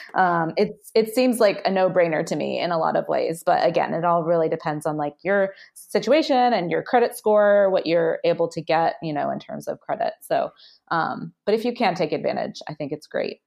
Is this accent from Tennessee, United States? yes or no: yes; Nashville, Tennessee, United States; I grew up in Nashville, Tennessee